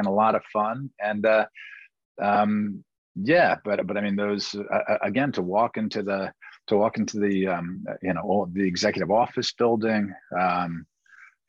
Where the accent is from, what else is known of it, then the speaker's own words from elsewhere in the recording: New York City, New York, United States; moved away as an adult; also born or lived in Washington, D.C.; My brothers and I grew up in Greenwich Village